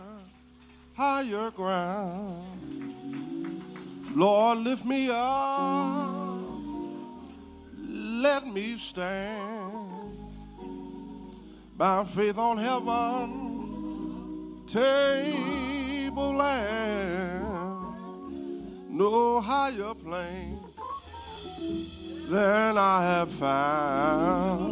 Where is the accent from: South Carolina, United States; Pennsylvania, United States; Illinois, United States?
Pennsylvania, United States; Philadelphia; I'm from North Philly and I have to speak a little louder when I come to South Philly.